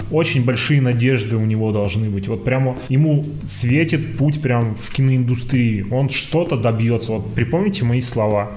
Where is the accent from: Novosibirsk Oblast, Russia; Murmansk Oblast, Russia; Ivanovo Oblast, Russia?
Novosibirsk Oblast, Russia; Novosibirsk; я просто человек из Новосибирска